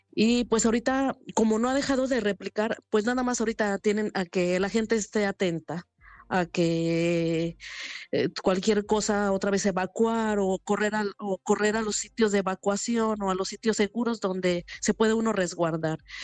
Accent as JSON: {"language": "Spanish", "country": "Mexico", "moved": "yes", "lives_now": "Japan", "said": "en la parte que yo soy de México casi no tiembla"}